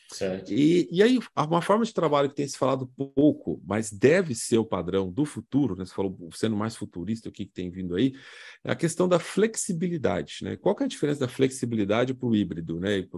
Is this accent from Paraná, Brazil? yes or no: no; São Paulo, Brazil; nasci e cresci em São Paulo, nunca fui no Farol Santander